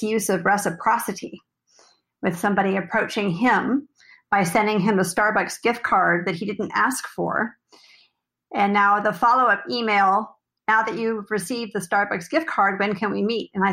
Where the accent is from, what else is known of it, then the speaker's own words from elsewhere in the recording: Kansas, United States; also born or lived in Texas / Arizona; now in Southern California, United States; I'm originally from Kansas, and I've come to Southern California by way of Texas and Arizona